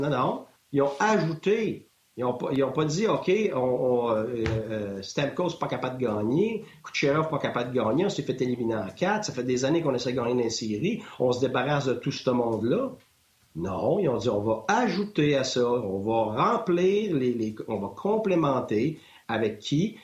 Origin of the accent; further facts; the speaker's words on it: Quebec, Canada; moved away as an adult; je viens du Québec